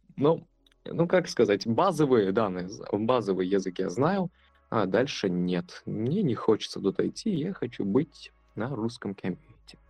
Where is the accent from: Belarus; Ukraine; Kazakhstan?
Kazakhstan; я родом с Казахстана